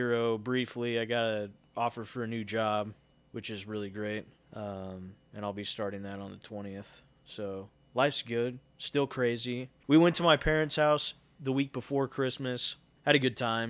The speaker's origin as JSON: {"language": "English", "country": "United States", "said": "I'm from the United States"}